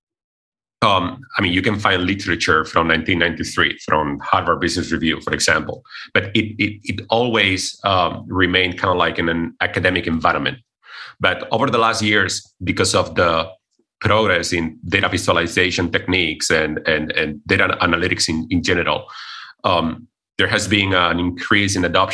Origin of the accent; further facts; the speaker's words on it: Cordoba, Andalusia, Spain; moved away as an adult; also born or lived in Bratislava, Slovakia; I come originally from Spain, from a city in the south of Spain called Cordoba